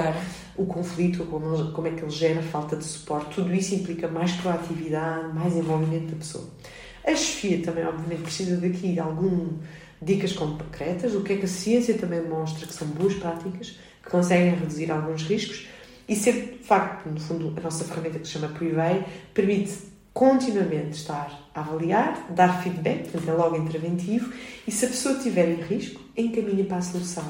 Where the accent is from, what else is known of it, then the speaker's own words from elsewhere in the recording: Lisbon, Portugal; nasci em Lisboa em 1980, sempre Vivi, estudei e trabalhei na cidade de Lisboa